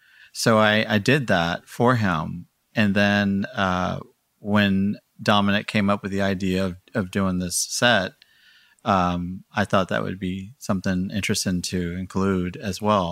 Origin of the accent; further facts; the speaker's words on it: Houston, Texas, United States; now in Pennsylvania, United States; Yes. And 3 years ago, I moved up here to Pennsylvania.